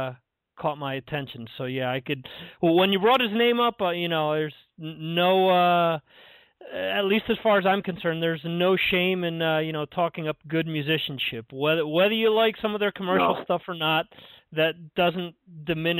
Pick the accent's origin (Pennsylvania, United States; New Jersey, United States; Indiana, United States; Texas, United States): New Jersey, United States; I'm originally from New Jersey